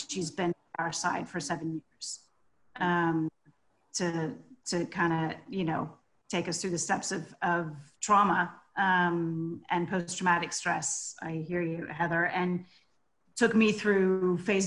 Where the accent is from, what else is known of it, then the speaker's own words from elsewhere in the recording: United States; also born or lived in southwest France; now in France; I'm American, as you can hear, but I live in the southwest of France